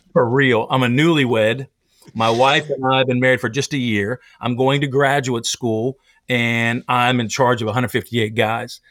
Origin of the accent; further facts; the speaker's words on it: Pennsylvania, United States; moved away; also born or lived in Tennessee; I grew up in Pennsylvania